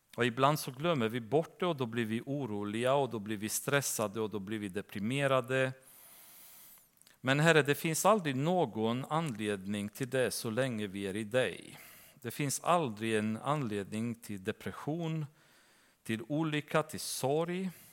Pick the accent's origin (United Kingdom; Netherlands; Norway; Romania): Romania; now in Sweden; församlingen som jag växte upp i Rumänien